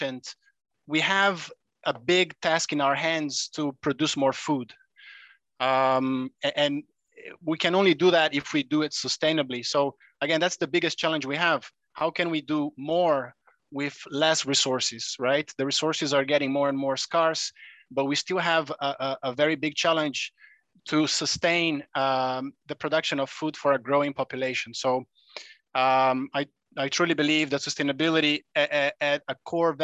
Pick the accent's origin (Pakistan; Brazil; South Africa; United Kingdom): Brazil; also born or lived in Europe; now in Indonesia; I am originally from Brazil, though, a very big coffee producer and consumer as well.